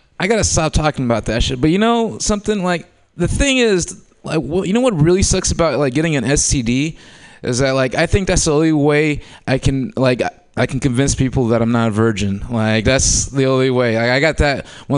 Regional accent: Oakland, California, United States; also born or lived in Humboldt County; I was born and raised in Oakland before it was gluten-free.

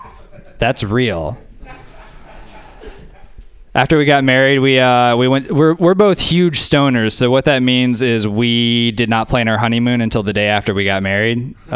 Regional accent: Georgia, United States; I'm very polite. I'm from the South. I'm from the South, too. I'm from Georgia.

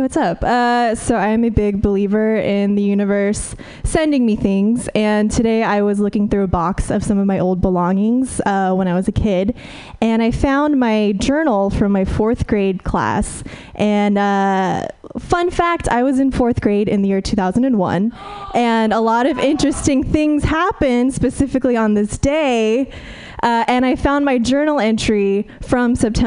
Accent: Fresno, California, United States; moved away; I'm from the Central Valley originally

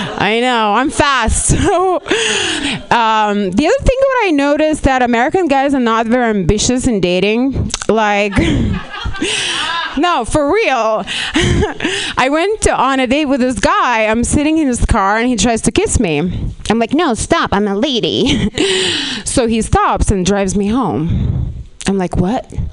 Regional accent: Lithuania; moved away as an adult; now in Los Angeles, United States; I'm not even Russian. I'm actually from Lithuania.

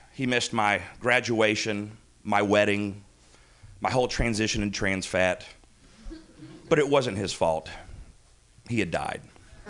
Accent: the South, United States; I'm from the South, so, like, that's an actual

